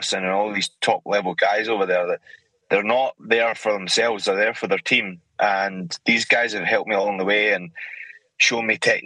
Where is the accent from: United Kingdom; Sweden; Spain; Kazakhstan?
United Kingdom; Scotland; moved away as an adult; now in United States; I'm from Scotland